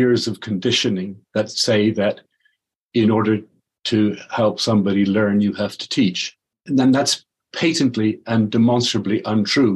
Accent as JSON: {"language": "English", "town": "Dublin", "region": "Leinster", "country": "Ireland", "said": "So I'm Irish. I was in Dublin."}